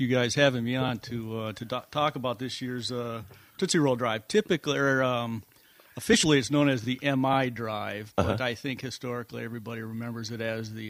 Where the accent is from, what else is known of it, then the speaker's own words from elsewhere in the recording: Jackson, Michigan, United States; We moved all around, and then finally my parents settled in Jackson. So I grew up in Michigan, Michigan.